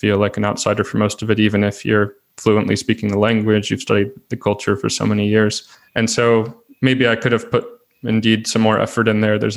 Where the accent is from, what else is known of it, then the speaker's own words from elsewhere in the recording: United States; moved away as an adult; now in Portugal; my home country, which was the US, where I'm originally from